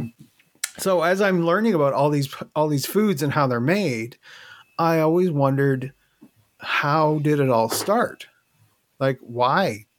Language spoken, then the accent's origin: English; Newfoundland and Labrador, Canada; I'm originally from Newfoundland, so that's where I am now.